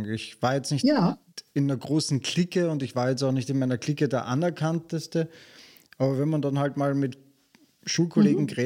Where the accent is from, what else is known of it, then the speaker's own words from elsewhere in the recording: Vienna, Austria; Ich komme aus keiner schweren Familie, ähm, bin gut bürgerlich aufgewachsen in Wien, habe eigentlich alles gehabt, was ich wollte oder brauchte.